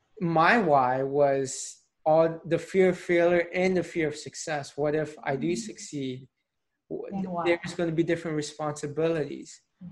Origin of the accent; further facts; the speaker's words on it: Tampa, Florida, United States; moved away as an adult; now in Philadelphia, United States; I was born and raised in Tampa, lived in Tampa all my life.